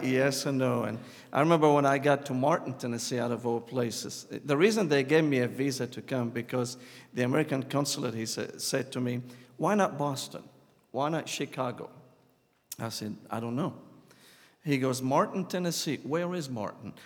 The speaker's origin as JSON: {"language": "English", "town": "Damascus", "region": "Damascus Governorate", "country": "Syria", "tie": "born or raised there", "second_language": "English", "moved": "as an adult", "lives_now": "United States", "said": "I was born and raised in Damascus, Syria"}